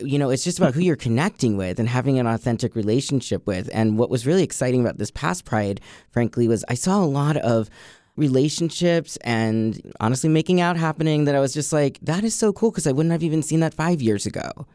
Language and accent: English; Boston, Massachusetts, United States; moved away as an adult; now in Washington, D.C., United States; I come from Boston, which has had a pride that's been pretty big